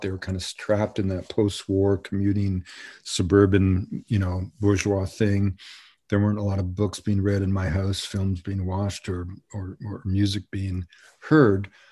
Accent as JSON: {"language": "English", "town": "Montreal", "region": "Quebec", "country": "Canada", "tie": "born or raised there", "also_born_or_lived": "British Columbia / Colombia", "moved": "yes", "said": "when I was a little, little boy, growing up in Montreal during the time of the two solitudes, I grew up in an English community"}